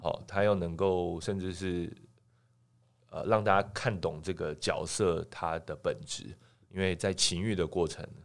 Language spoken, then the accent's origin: Chinese; Taiwan; 我们台湾人